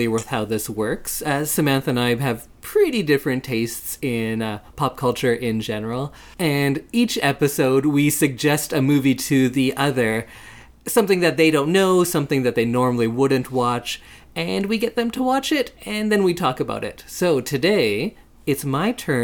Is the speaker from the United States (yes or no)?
no; Canada; we are Canadian